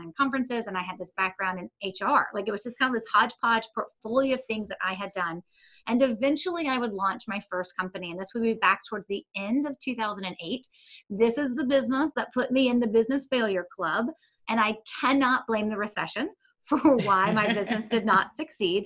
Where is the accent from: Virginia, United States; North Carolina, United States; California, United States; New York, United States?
North Carolina, United States; Charlotte; I worked for a lobbying organization in Charlotte, North Carolina. That's where I am still today